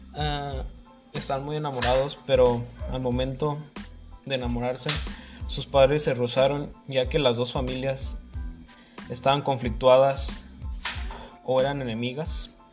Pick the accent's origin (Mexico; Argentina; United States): Mexico; un tipo de, leyenda muy famoso en mi país